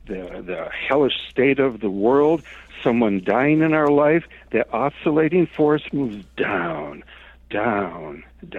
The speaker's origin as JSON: {"language": "English", "town": "Detroit", "region": "Michigan", "country": "United States", "tie": "born or raised there", "moved": "as an adult", "lives_now": "San Francisco, United States", "said": "I grew up in Soul City, right? Motown, Detroit"}